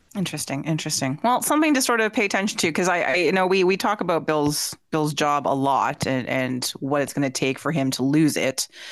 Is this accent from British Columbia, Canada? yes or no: no; Peterborough, Ontario, Canada; my hometown of Peterborough, Ontario